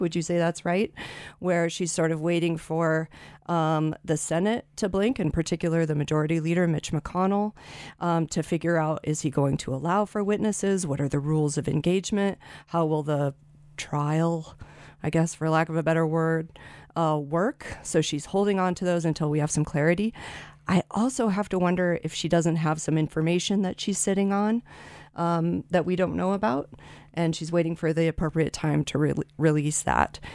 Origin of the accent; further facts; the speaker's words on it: Canyon County, Idaho, United States; I'm from Canyon County.